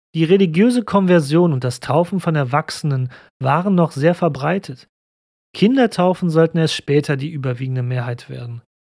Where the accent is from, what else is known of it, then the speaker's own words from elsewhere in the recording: Cologne, North Rhine-Westphalia, Germany; hier bei uns in Köln